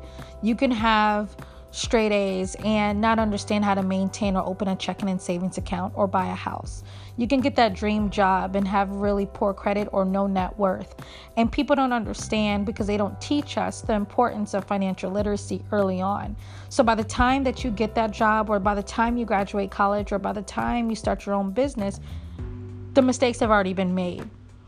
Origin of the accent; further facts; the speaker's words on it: Virginia, United States; also born or lived in Philadelphia; now in Baltimore, United States; I live in Baltimore. I was raised in Philly, born and raised in Virginia.